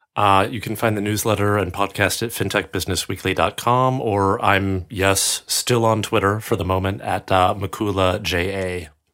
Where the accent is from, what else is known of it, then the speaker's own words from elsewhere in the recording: United States; moved away as an adult; now in Europe; being American and having worked in American, uh, financial services and now living in Europe